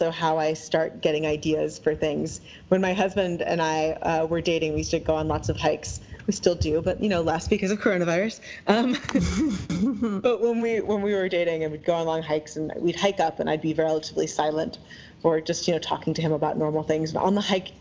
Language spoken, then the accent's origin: English; New York, East Coast, United States; now in Seattle, United States; growing up on the East Coast, in like the New York, New Jersey area